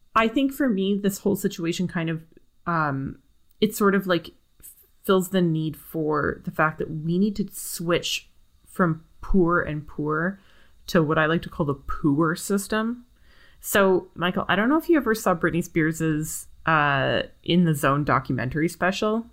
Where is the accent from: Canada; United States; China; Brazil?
Canada; as a Canadian person